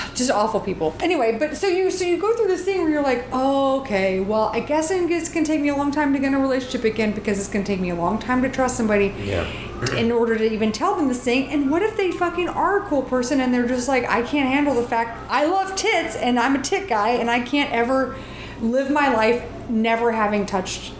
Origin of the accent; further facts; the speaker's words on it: the South, United States; I grew up in the South